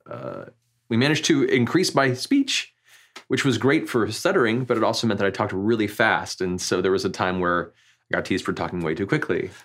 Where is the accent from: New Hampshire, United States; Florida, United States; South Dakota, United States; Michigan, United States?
Florida, United States; Central; Originally, I grew up in Florida, like Central Florida